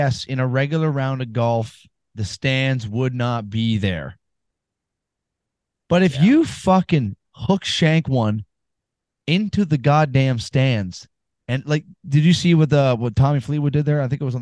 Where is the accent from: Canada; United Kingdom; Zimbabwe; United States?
Canada; I'm from Canada